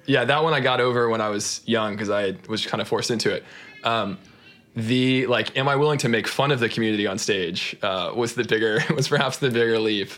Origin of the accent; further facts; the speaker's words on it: Austin, Texas, United States; I grew up in in Austin, Texas